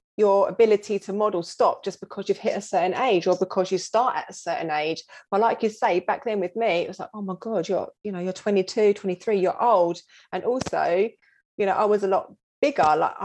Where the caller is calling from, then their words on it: London, United Kingdom; From London, North London.